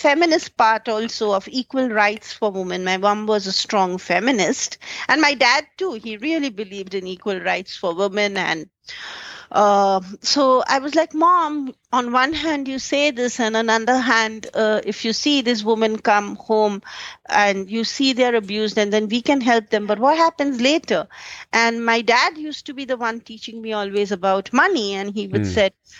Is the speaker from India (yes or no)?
yes; India; growing up in an average upper middle class Indian family